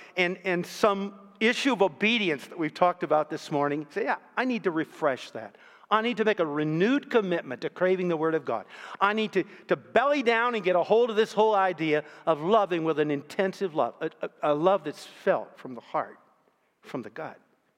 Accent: Canton, Ohio, United States; 14 years later, I came back to my hometown, Canton, Ohio. Took up a pastoral call there in one of the churches in my hometown.

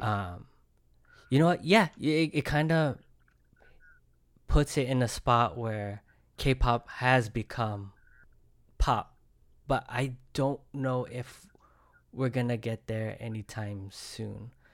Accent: Bay Area, California, United States; I'm from the Bay Area, it sounds like a Bay Area sound

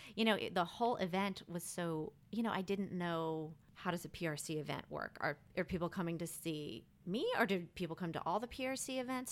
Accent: Rockville, Maryland, United States; moved away as an adult; also born or lived in Texas; now in New Orleans, United States; I'm originally from Rockville, Maryland. It's a city outside of Washington, D C.

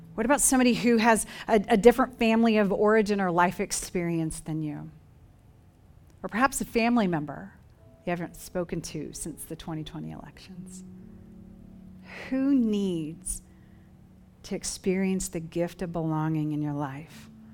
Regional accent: Dover, Oklahoma, United States; moved away; My hometown, Dover, Oklahoma, population five hundred

